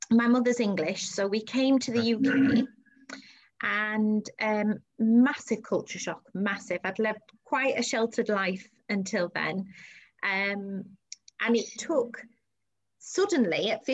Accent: Saudi Arabia; moved away; I grew up in Saudi Arabia

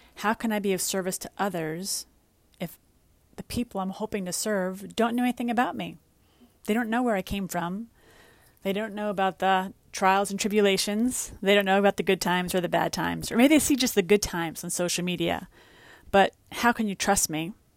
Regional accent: New York City, New York, United States; moved away as an adult; also born or lived in Westchester, New York / Florida; I was born and raised in the Bronx and lived in Westchester for a long time.

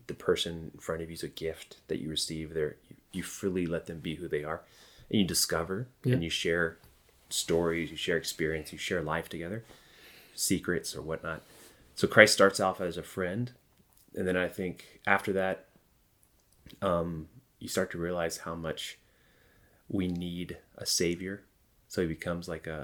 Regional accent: Georgia, United States; I'm from the Bible Belt in Georgia

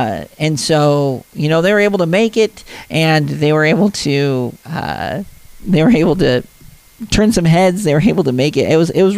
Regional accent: Big Sky country, Utah, United States; now in St. George, United States; I grew up in Big Sky country. Both my parents went to Weber State.

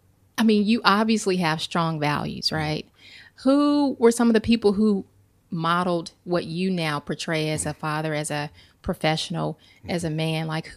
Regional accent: Charlotte, North Carolina, United States; That says a lot. I'm from Charlotte.

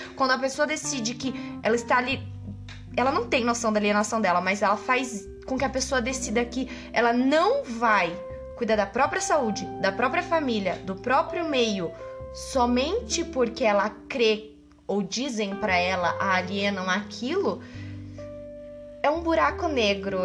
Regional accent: Curitiba, Paraná, Brazil; moved away; É da minha terra, é, né? Não sou daqui, mas é minha terra. Nossa Senhora da Luz dos Pinhais, Curitiba.

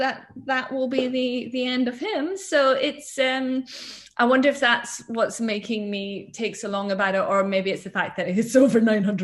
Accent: Scotland, United Kingdom; I was brought up in Scotland

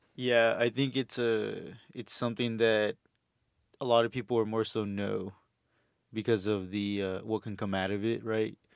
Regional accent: Houston, Texas, United States; moved away as an adult; also born or lived in Los Angeles / El Salvador (family); now in Austin, United States; I'm from Houston originally. Um, uh, my family's from El Salvador

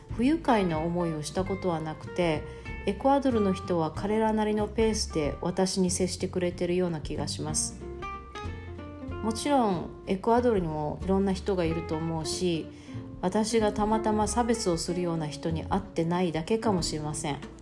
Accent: Okinawa, Japan; moved away as an adult; now in Guayaquil, Ecuador; 私は沖縄県出身ですが

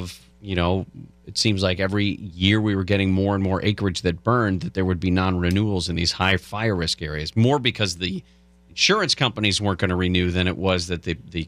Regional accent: California, United States; We grew up in California.

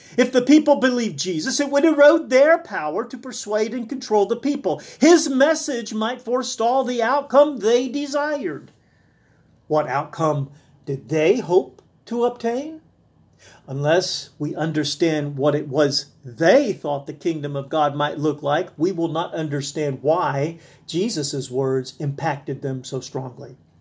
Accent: South Alabama, United States; where I was born in South Alabama

